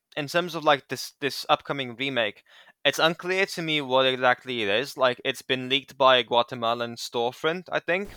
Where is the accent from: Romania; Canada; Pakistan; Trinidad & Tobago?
Romania; I'm from Romania. I'm from Eastern Europe